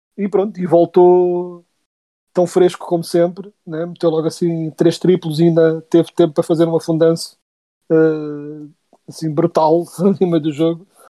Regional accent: Portugal; Nós somos portugueses

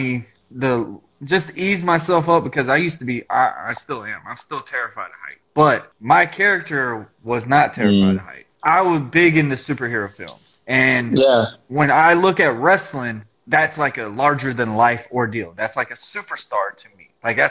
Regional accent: Jacksonville, Florida, United States; also born or lived in New Groton, Connecticut / Miami; I was born in New Groton, Connecticut, pretty much raised in Jacksonville and the Miami area due to my dad being in the Navy.

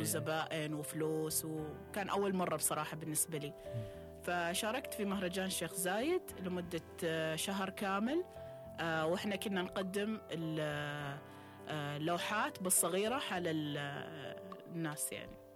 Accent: Oman; احنا في عمان

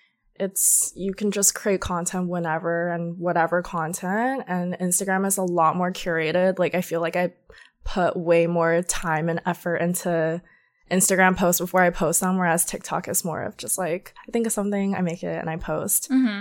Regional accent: Georgia, United States; Growing up in Georgia, no one dresses super edgy or cute.

